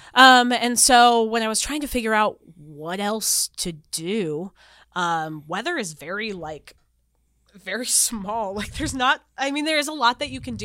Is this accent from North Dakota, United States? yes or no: yes; North Dakota, United States; moved away as an adult; also born or lived in Wilmington, North Carolina; now in Tucson, United States; So, I'm originally from North Dakota. Like, I grew up in North Dakota